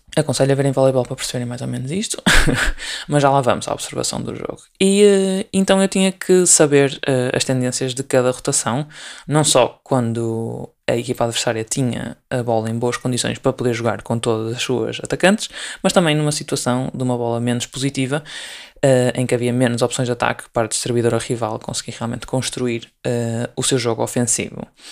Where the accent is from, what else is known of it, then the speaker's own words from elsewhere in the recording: Portugal; sendo portuguesa